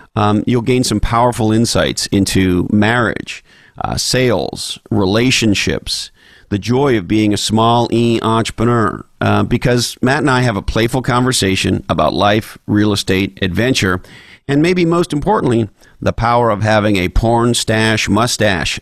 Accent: Quebec, Canada; growing up in Quebec

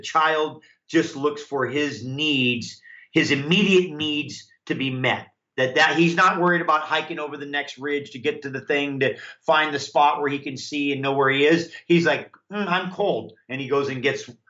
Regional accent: Hawaii, United States; I grew up in Hawaii, which is warm, of course

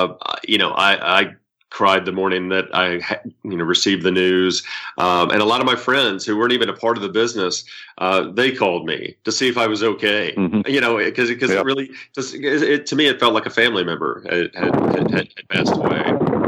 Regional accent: Memphis, Tennessee, United States; born or raised there

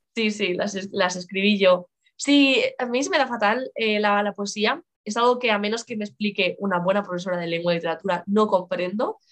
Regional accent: Lugo, Galicia, Spain; yo gallega, yo nací en Lugo

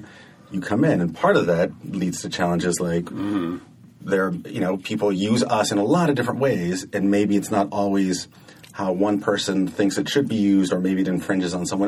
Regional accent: San Jose, California, United States; In San Jose.

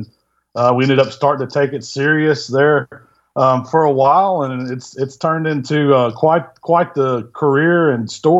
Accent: Southaven, Mississippi, United States; now in Hernando, United States; I'm from South Haven, Mississippi, which is right outside of Memphis. And currently I live down in Hernando, which is a couple of exits down. So it's still the same area.

